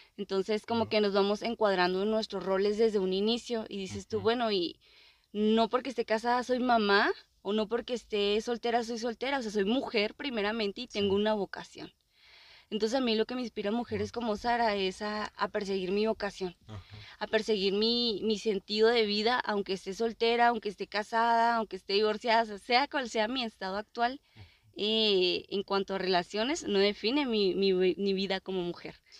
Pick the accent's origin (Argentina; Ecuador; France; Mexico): Mexico; somos mexicanos